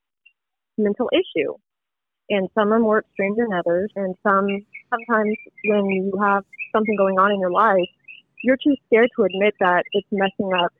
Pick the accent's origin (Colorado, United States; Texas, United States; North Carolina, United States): Texas, United States; Alvin; also born or lived in Katy, Texas; Originally, I'm from Alvin, Texas